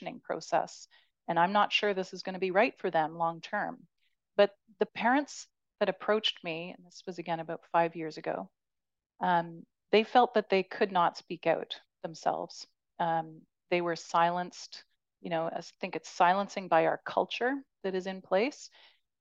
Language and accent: English; Canada; as a Canadian